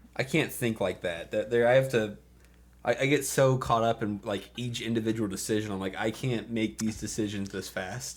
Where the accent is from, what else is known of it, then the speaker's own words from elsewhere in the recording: Port Orange, Florida, United States; also born or lived in North Carolina; now in Atlanta, United States; Port Orange, rather, born and bred